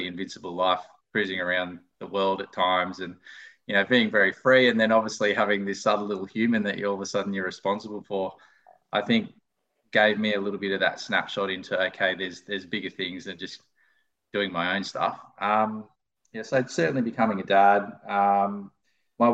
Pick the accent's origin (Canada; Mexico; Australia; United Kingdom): Australia; Lismore, New South Wales; I grew up in Lismore